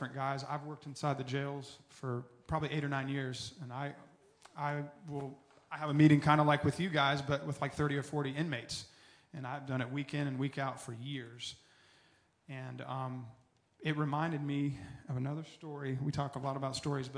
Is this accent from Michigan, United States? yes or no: no; Tallahassee, Florida, United States; I was born and raised in Tallahassee